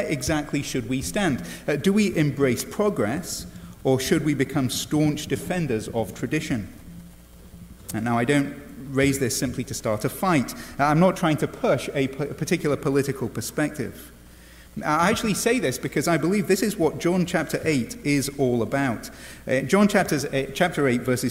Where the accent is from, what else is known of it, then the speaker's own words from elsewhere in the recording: England, United Kingdom; now in United States; as an Englishman